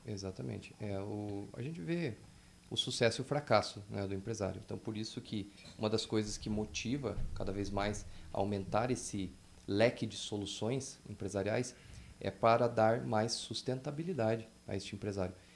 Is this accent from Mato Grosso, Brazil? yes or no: no; Telêmaco Borba, Paraná, Brazil; eu sou de Telêmaco